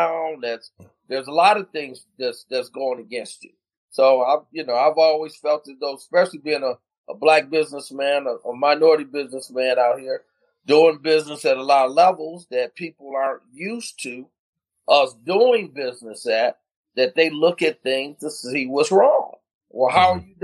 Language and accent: English; Flint, Michigan, United States; moved away as an adult; now in DMV area, United States; I'm from Flint